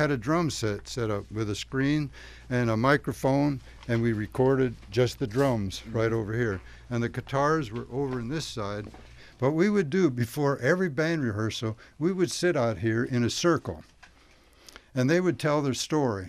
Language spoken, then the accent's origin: English; Pennsylvania, United States; moved away; also born or lived in Washington; I was born and raised a Lutheran in Pennsylvania. I had that Lutheran blood in there